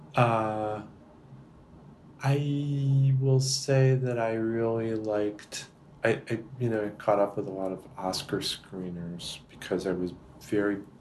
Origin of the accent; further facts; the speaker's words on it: Massachusetts, United States; I grew up in Massachusetts and another part of it, but still Massachusetts